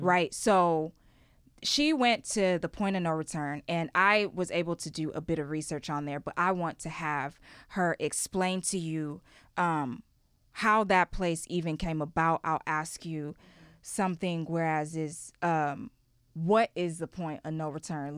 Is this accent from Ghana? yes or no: yes; Ghana; moved away; also born or lived in Houston, Texas, United States; I was born in Houston, Texas, I grew up in Ghana. And then when I came back to Houston, Texas